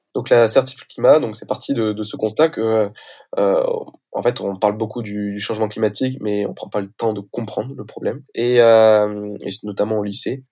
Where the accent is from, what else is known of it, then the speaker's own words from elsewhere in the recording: Toulouse, Occitania, France; moved away as an adult; now in Compiègne, France; j'ai été lycéen du coup à, Toulouse